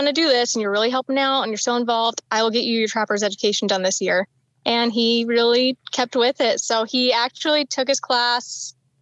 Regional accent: Washington, United States; now in Idaho, United States; I grew up in Washington, about like 2 miles from the Idaho border

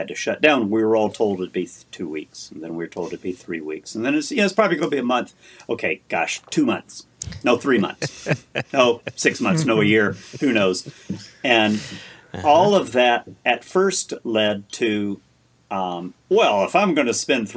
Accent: Kentucky, United States; now in Washington, United States; my home state of Kentucky is where I come from

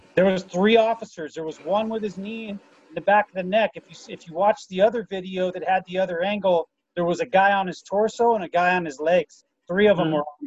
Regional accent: Southern California, United States; I was born and raised in Southern California

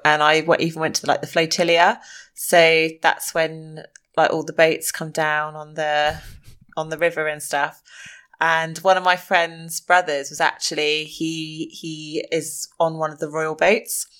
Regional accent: South East England, United Kingdom; I am from the Southeast.

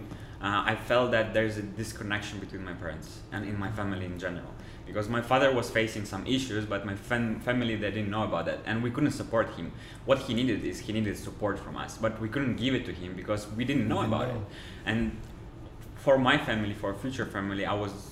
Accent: Uzbekistan; also born or lived in Russia / Switzerland; now in Dubai, United Arab Emirates; I was born in Uzbekistan.

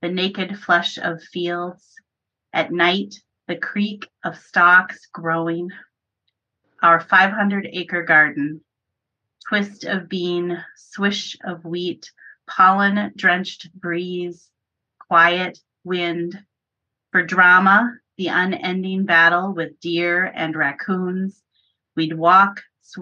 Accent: Minnesota, United States; I live in Minnesota. I grew up in farm country in Minnesota

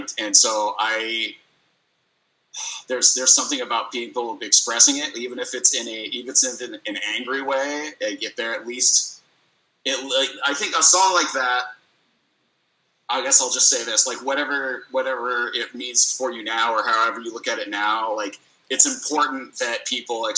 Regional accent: Midwest, United States; I'm from the Midwest.

